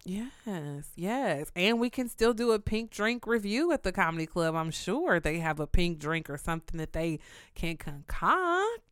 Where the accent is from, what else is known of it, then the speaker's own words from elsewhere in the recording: Kansas City, Missouri, United States; also born or lived in Houston, Texas; I'm known in New York as the girl from Kansas, which I have to correct everybody and tell them I'm from Kansas City, Missouri